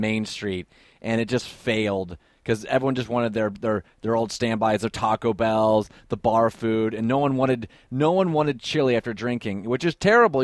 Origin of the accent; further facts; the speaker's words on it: Columbus, Ohio, United States; I'm actually from Columbus